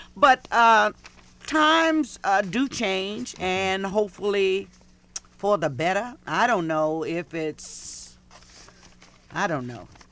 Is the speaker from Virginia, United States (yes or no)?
yes; Portsmouth, Virginia, United States; also born or lived in North Carolina; growing up in Virginia